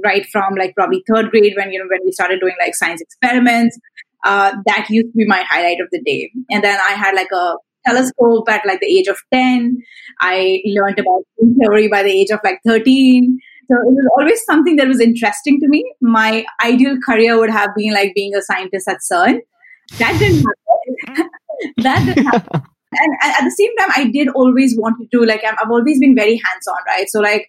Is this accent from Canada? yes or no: no; Delhi, India; also born or lived in Mumbai / Chennai; now in Singapore; So I grew up in Delhi. I grew up in Mumbai. I grew up in, I did my college in Chennai. Now I'm in Singapore.